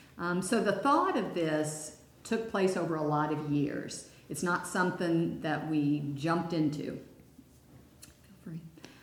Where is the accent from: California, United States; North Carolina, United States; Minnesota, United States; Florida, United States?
North Carolina, United States; Hickory; moved away as an adult; also born or lived in San Francisco Bay Area / Roswell, Georgia / Atlanta; We are all from North Carolina. Three of us grew up in Hickory. Chuck grew up in Asheville. Ronnie and Raymond have always lived in Hickory, built a business there, Von Drehle Industries. Chuck and I lived all over the country.